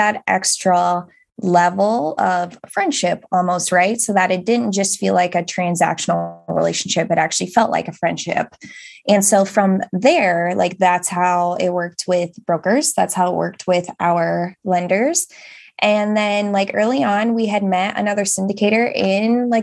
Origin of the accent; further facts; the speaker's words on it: England, United Kingdom; we are this couple from England